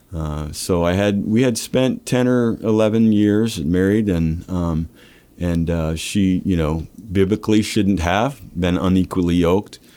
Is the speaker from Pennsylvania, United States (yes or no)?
no; Lincoln, Nebraska, United States; I'm from, uh, uh, Nebraska. Lincoln